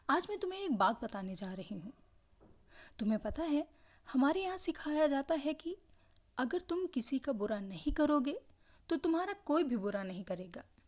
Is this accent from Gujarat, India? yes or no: no; Lucknow, Uttar Pradesh, India; मेरा शहर लखनऊ